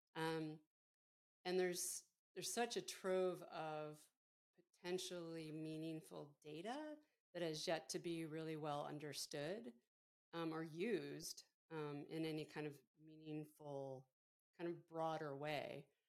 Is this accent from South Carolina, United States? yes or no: no; Buffalo, New York, United States; moved away; we grew up outside of Buffalo, so not so far from Pittsburgh